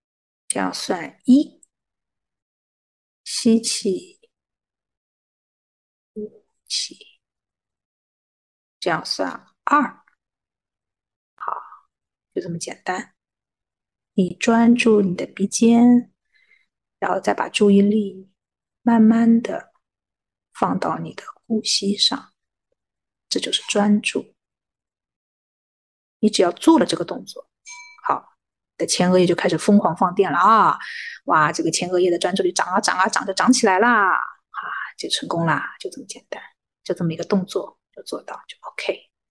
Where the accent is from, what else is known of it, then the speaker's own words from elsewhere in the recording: China; 我们中国人讲眼观鼻，对不对？